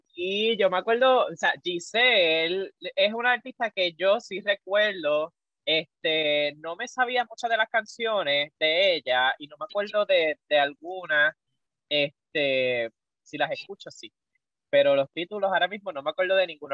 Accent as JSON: {"language": "Spanish", "country": "Puerto Rico", "said": "en la comunidad que hay aquí en Puerto Rico"}